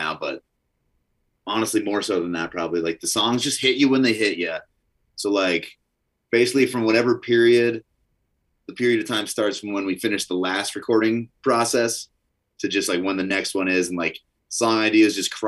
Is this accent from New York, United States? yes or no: no; Northern Idaho, United States; now in Montana, United States; I grew up in Northern Idaho